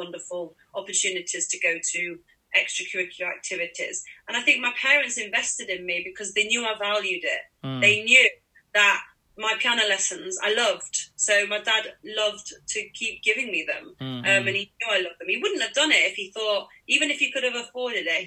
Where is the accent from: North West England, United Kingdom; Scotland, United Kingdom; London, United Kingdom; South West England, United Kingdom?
North West England, United Kingdom; Manchester; it was my hometown. I don't know if I said that, Manchester's